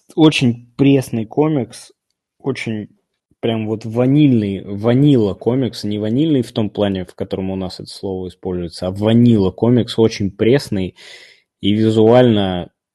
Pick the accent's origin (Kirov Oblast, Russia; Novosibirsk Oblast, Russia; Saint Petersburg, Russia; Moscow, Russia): Moscow, Russia; Я, простите, всю жизнь там на западе Москвы живу